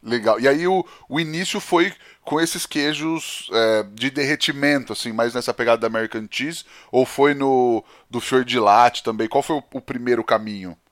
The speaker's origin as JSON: {"language": "Portuguese", "town": "Penápolis", "region": "São Paulo", "country": "Brazil", "tie": "born or raised there", "said": "eu cresci em Penápolis, né, no interior de São Paulo, aqui mais para trás de Bauru"}